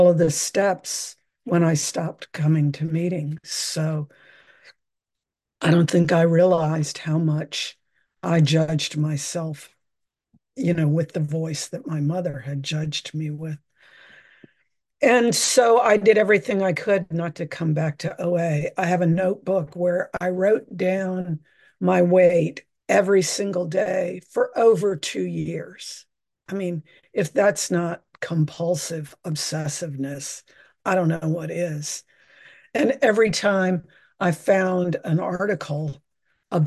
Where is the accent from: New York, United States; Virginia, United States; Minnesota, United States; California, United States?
Virginia, United States; moved away as an adult; now in San Francisco, United States; I was born and raised in Virginia